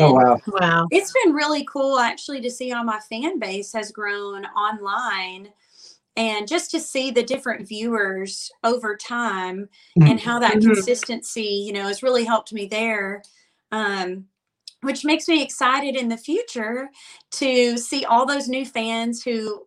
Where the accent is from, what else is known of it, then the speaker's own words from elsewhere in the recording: Muscle Shoals, Alabama, United States; accent: Alabama; moved away as an adult; now in Nashville, United States; I'm from Muscle Shoals, Alabama originally. And in high school, I played out just everywhere that I could